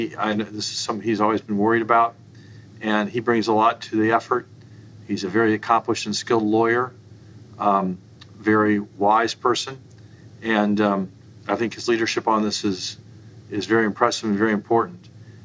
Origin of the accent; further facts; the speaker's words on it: Indianapolis, Indiana, United States; I grew up in Indianapolis, Indiana.